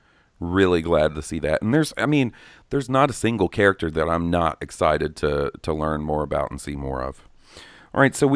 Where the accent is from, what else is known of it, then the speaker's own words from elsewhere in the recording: Gothenburg, Västra Götaland, Sweden; English is a second language; since I'm Swedish, I do have some knowledge about the genre. I have a lot of metalhead friends, and I'm from Gothenburg